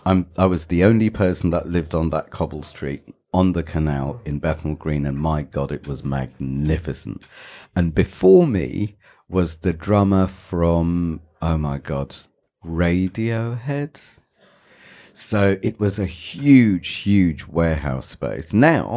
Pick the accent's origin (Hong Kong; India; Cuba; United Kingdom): India; Goa; they do is because I have a British passport and because I'm, what do you call me, South Indian, or I'm from Goa. My family's from Goa.